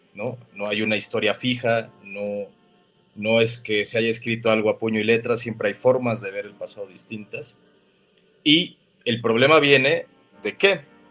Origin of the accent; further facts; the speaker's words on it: Mexico; nosotros somos mexicanos